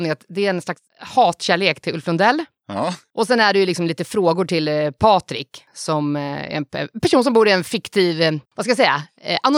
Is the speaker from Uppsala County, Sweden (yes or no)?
no; Stockholm County, Sweden; accent: Stockholm; För vissa säger att jag har en riktigt bred stockholmska.